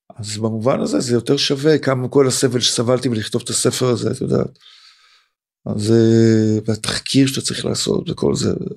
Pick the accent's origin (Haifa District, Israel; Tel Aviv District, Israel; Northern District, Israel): Tel Aviv District, Israel; Tel Aviv; also born or lived in Pardes Katz / Ramat Gan; אני גם מזרחי, אני גם תל אביבי ובשמאל פה